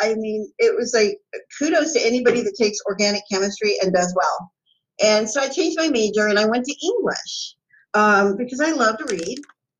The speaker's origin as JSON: {"language": "English", "town": "San Diego", "region": "California", "country": "United States", "tie": "born or raised there", "moved": "yes", "said": "I grew up in San Diego, California."}